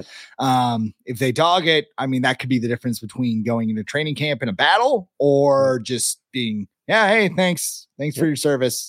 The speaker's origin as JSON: {"language": "English", "town": "Charlotte", "region": "North Carolina", "country": "United States", "said": "I'm from Charlotte, man."}